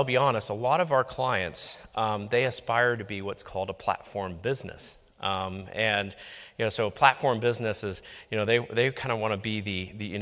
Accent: Singapore; I'm actually from Singapore, working at a bank in Singapore

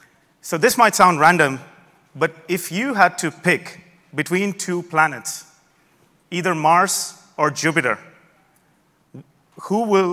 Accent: Melbourne, Victoria, Australia; I'm from Melbourne, Australia. You don't hear the accent.

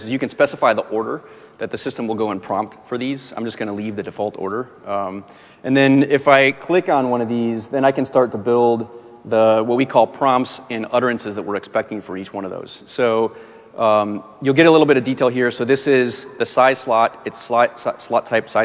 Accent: Michigan, United States; I'm from Michigan.

